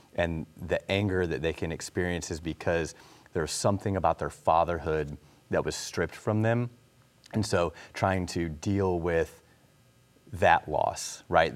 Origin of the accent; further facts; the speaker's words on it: Illinois, United States; now in North Carolina, United States; we're both from Illinois